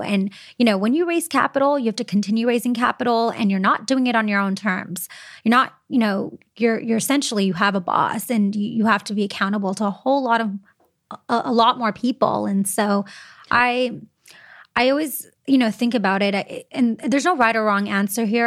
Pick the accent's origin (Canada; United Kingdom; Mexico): Canada; some of the perks of being Canadian and staying in Canada